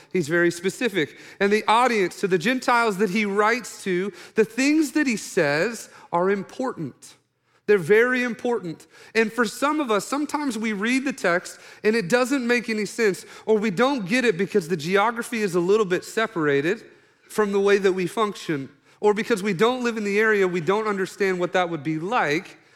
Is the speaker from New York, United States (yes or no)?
no; Oklahoma, United States; I'm from Oklahoma, redneck